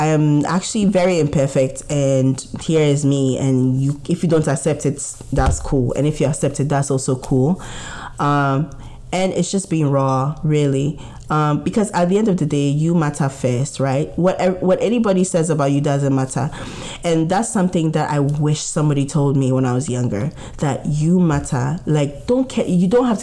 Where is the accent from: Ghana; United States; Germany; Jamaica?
Ghana; growing up as a Ghanaian